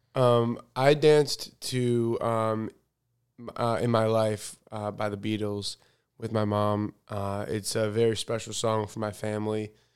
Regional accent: United States; I'm, I'm American, um, but my religion, I'm, I'm Jewish

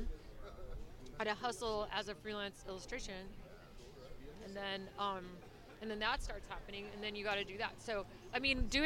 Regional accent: Idaho, United States; moved away as an adult; also born or lived in San Francisco / Los Angeles / New York; now in Savannah, United States; I'm from Idaho originally

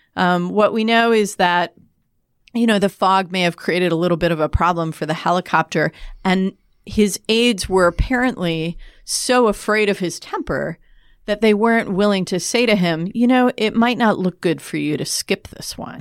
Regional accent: United States; as an American

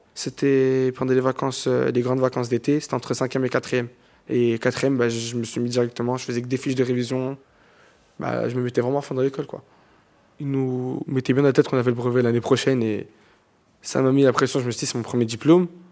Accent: Drancy, Île-de-France, France; also born or lived in Aubervilliers; Je suis né à Aubervilliers, mais j'ai grandi à Drancy

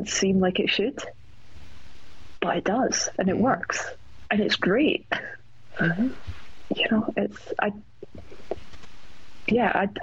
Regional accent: Scotland, United Kingdom

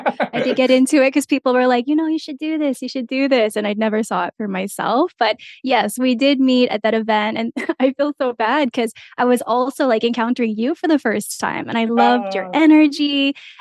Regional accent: small town in Alberta, Canada; moved away as an adult; now in Lethbridge, Canada; I grew up in a really isolated community

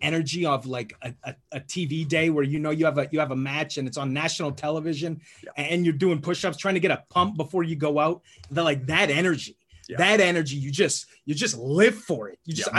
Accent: Canada; as a Canadian

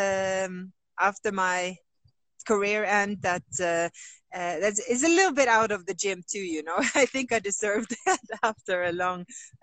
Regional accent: Oslo, Norway; also born or lived in Colombia; I grew up in Oslo, Norway, having everything I needed

